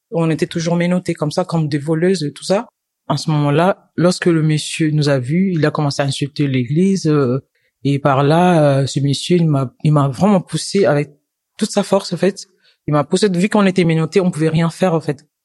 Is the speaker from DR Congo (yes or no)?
yes; DR Congo; now in France; Je viens de la République démocratique du Congo. Chez moi, j'étais étudiante en sciences informatiques